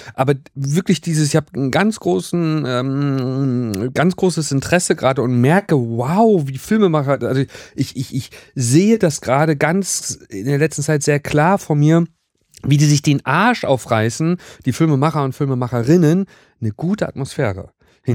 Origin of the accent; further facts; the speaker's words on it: Wismar, Mecklenburg-Vorpommern, Germany; moved away; also born or lived in Rostock; bei uns in Wismar